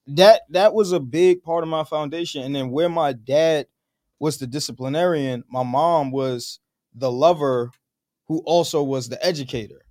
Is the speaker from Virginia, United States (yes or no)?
no; New York City, New York, United States; I'm a New Yorker, born and raised.